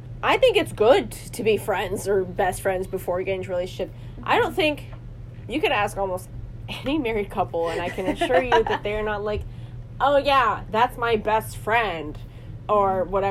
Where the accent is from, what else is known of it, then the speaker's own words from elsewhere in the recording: the North, United States; accent: northern; moved away; I'm still sitting in my northern accent.